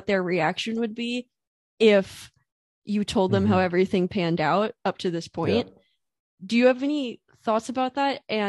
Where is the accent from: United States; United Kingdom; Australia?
United States; I'm in an international relationship, so I'm American